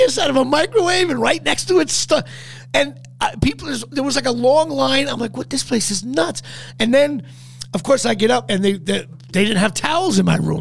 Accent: New Jersey, United States; I'm from New Jersey.

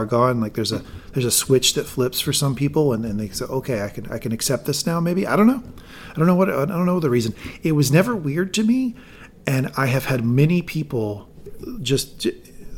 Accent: Asheville, North Carolina, United States; my hometown of Asheville

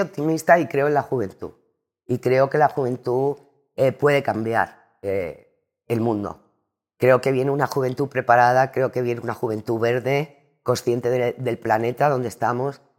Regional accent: Andalusia, Spain; also born or lived in Cádiz / Madrid; me encanta mi tierra de Andalucía

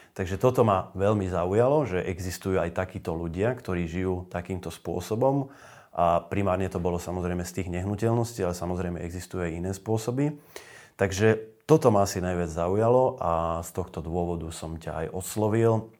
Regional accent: a village near Nové Zámky, Nitra Region, Slovakia; moved away; starší dom, ktorý bol na dedine, odkiaľ pochádzam, pri tých nových zámkoch

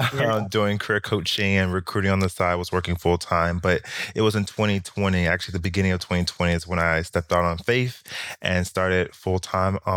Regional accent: Miami, Florida, United States; moved away as an adult; also born or lived in New York; I actually taught in my hometown in Miami

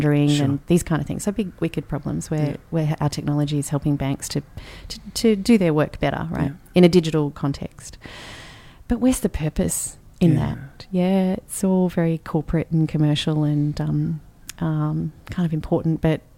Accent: Canberra, Australian Capital Territory, Australia; we had great, great childhood growing up in Canberra

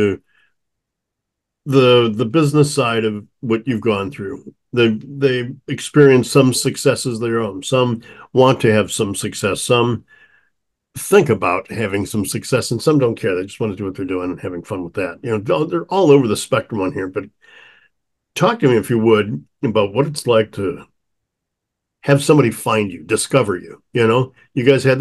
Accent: St. Louis, Missouri, United States; Growing up in St. Louis, as I did

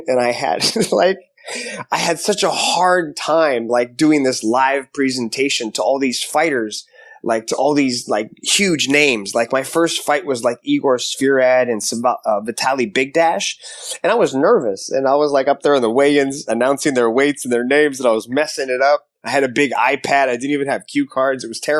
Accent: Seattle, Washington, United States; Seattle, Washington, pretty much.

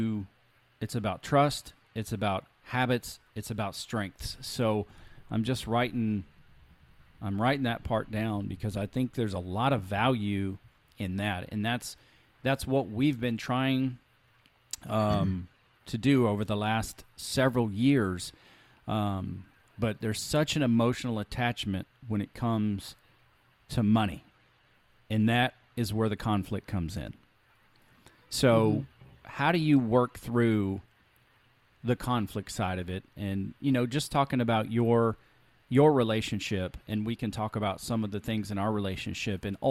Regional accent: Alabama, United States; We were pretty poor where I grew up in Alabama

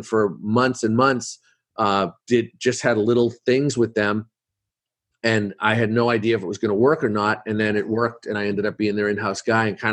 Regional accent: Boston, Massachusetts, United States; I'm from Boston

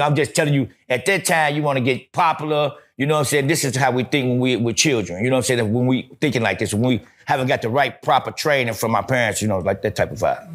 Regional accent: Gary, Indiana, United States; I'm from Gary, Indiana, Fifth Avenue

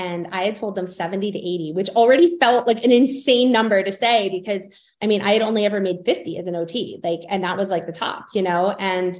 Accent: Pennsylvania, United States; moved away as an adult; now in Florida, United States; I grew up in Pennsylvania

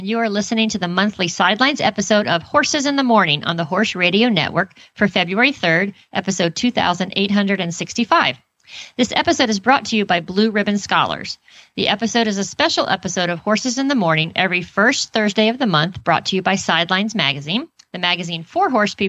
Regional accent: Oklahoma, United States; born there; I was born in Oklahoma, and my mom said there was like an Indian that lived down the street that had this white horse

